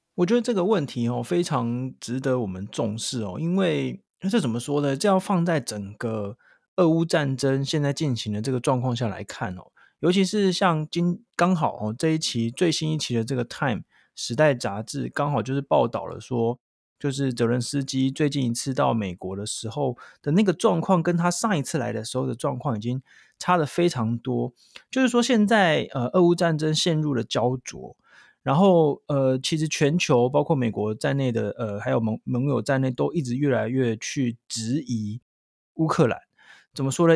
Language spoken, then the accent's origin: Chinese; Taiwan; 那我们台湾人会怎么样看